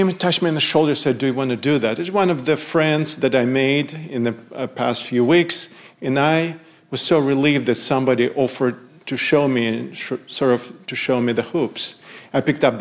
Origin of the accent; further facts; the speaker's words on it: Odesa, Odesa Oblast, Ukraine; moved away; in Odessa, Ukraine, my hometown.